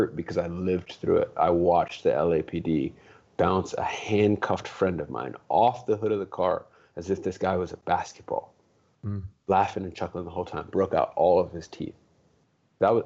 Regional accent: Los Angeles, California, United States; I grew up in the hood. I mean, I grew up in Watts

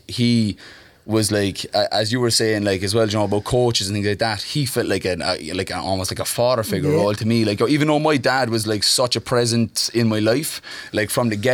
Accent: Cork, Munster, Ireland; also born or lived in Mayfield, Cork / Glanmire; I grew up in Cork. I was born in Mayfield

